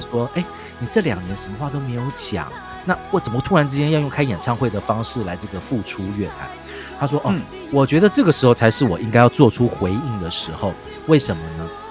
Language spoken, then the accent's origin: Chinese; Taiwan; 我们台湾人常讲嘛